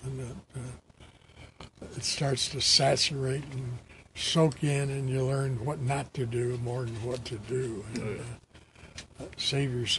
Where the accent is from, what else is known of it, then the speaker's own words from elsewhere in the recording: Detroit, Michigan, United States; moved away; I'm from Detroit, Michigan